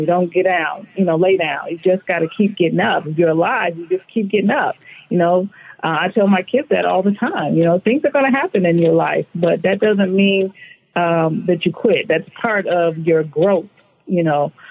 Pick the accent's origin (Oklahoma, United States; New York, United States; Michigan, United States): Michigan, United States; Flint; moved away as an adult; now in California, United States; I grew up in Flint, Michigan. Um, so I've been, I grew up there and moved here in my mid 30s into California